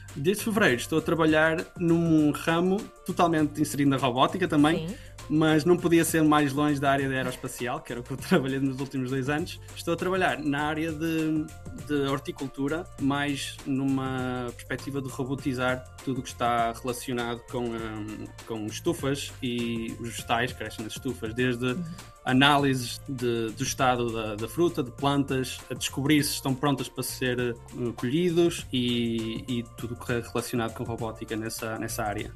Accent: Portugal; moved away as an adult; now in The Hague, Netherlands; como português

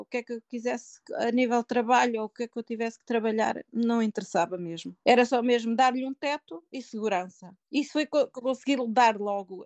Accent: Portugal; moved away as an adult; also born or lived in Canada; now in England, United Kingdom; tenho orgulho de ser portuguesa e sinto-me na pele portuguesa

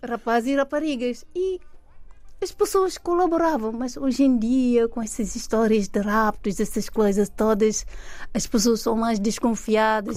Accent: Thiès, Senegal; moved away as an adult; also born or lived in Dakar; now in Portugal; eu nasci, cresci em Jazz, fiz lá os meus estudos desde o primário até décimo segundo ano

